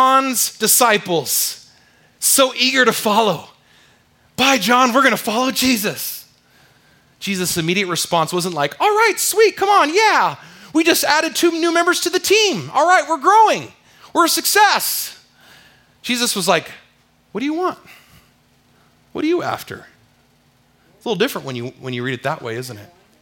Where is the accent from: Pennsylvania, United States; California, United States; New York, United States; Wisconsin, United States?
California, United States; moved away; I'm from California